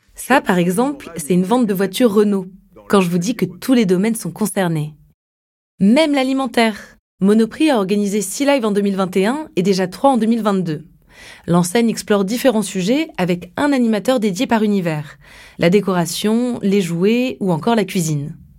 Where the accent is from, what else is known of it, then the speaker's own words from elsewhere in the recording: France; Chez nous, en France